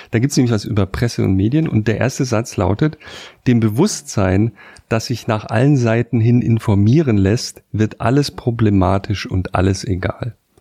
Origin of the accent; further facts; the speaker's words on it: Karlsruhe, Baden-Württemberg, Germany; in Karlsruhe, wo ich geboren bin